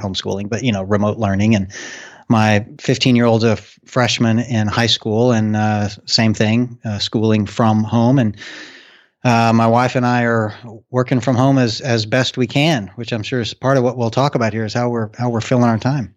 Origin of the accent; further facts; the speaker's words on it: Arkansas, United States; now in Cincinnati, United States; the state of Arkansas, I am